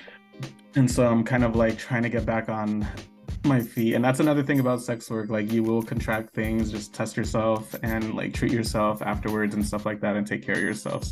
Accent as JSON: {"language": "English", "town": "San Francisco", "region": "California", "country": "United States", "said": "I'm originally from San Francisco"}